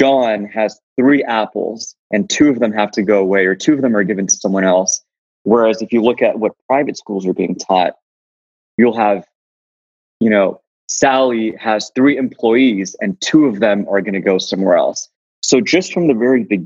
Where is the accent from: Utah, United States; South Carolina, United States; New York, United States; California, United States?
California, United States; Los Angeles; I'm the son of two Pakistani Hindu refugees into the US. I was born in South Central LA.